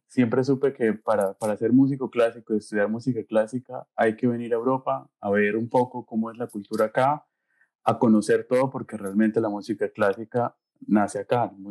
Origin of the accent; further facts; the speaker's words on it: Bucaramanga, Santander, Colombia; moved away as an adult; also born or lived in Eisenstadt, Austria; now in Siegen, Germany; Yo soy de Bucaramanga